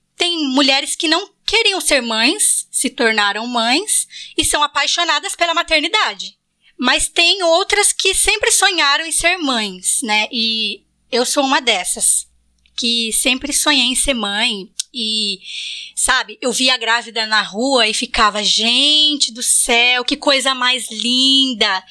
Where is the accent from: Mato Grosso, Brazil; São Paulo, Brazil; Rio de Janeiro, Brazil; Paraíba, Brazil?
São Paulo, Brazil; Bariri; now in Florianópolis, Brazil; Eu, eu moro em Floripa, mas também vim de Bariri, então todas nós temos as raízes aí em Bariri